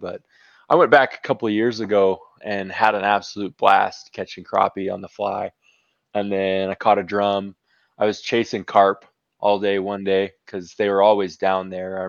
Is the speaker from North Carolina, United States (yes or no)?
no; Waurika, Oklahoma, United States; Southwest Oklahoma, Lake Warika. So my mom actually is who taught me to fish.